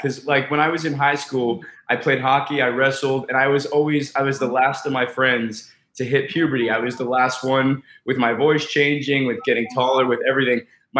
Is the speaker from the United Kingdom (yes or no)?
no; Colorado, United States; also born or lived in Fort Lauderdale, Florida / Port St. Lucie, Florida; now in Los Angeles, United States; I grew up in Colorado